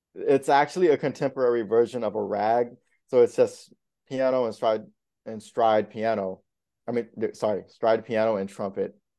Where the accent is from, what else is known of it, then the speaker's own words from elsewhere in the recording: South Florida, United States; also born or lived in Indiana; now in New York City, United States; I grew up in South Florida, but I was born in Indiana